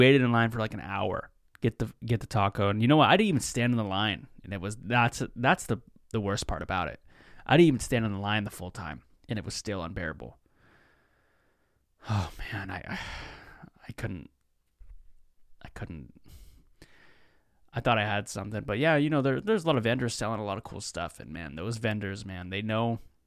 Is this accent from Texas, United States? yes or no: no; Seattle, Washington, United States; I'm from Seattle